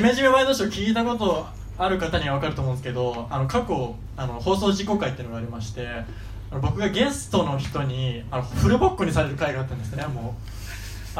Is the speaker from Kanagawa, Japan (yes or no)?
no; Gifu, Japan; now in Tokyo, Japan; 地元は岐阜なんですけど、その、岐阜で、まだ、あの、東京に来る前の時